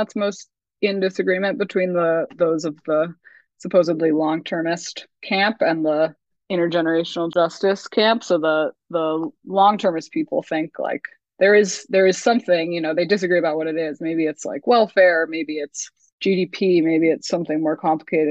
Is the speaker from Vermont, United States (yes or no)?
yes; Vermont, United States; moved away; also born or lived in New Zealand; I'm from Vermont. That's the rock I crawled out from under